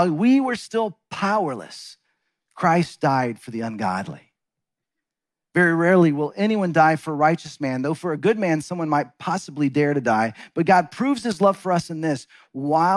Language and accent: English; Texas, United States; moved away as an adult; also born or lived in Seattle / Los Angeles; My wife, Deborah, and I grew up in Texas